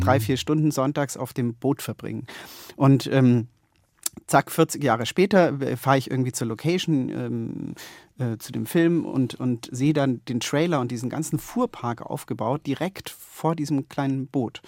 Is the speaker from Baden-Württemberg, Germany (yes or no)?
yes; Konstanz, Baden-Württemberg, Germany; moved away; meiner Heimatstadt Konstanz